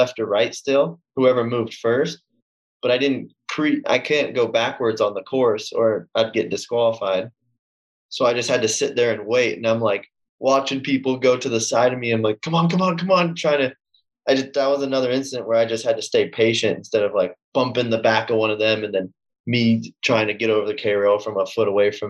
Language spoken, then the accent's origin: English; Southern California, United States; also born or lived in New England; I was born in SoCal